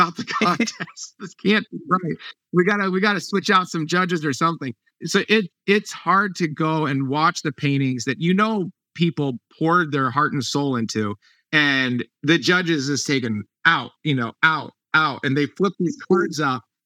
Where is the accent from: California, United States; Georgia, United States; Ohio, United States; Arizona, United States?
Ohio, United States; moved away; I grew up in Ohio, so my parents are there